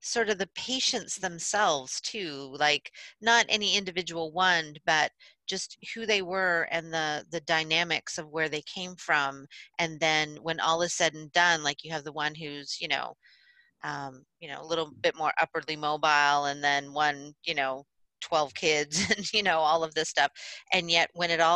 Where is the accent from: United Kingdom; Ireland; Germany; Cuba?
Ireland; being Irish myself